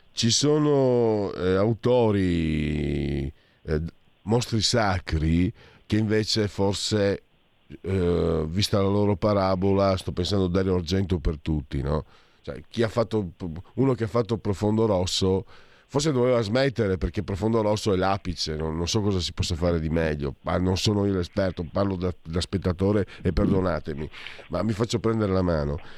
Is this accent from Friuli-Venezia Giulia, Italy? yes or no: yes; Friuli-Venezia Giulia, Italy; io vengo dal Friuli, tra Friuli e Veneto